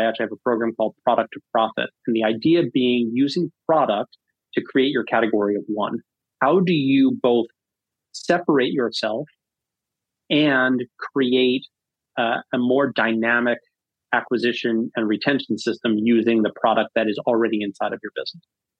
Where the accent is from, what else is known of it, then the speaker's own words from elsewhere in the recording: Northeast, United States; now in Massachusetts, United States; My wife and I we'd just gotten married. We were going to start a family, and we're both from the Northeast.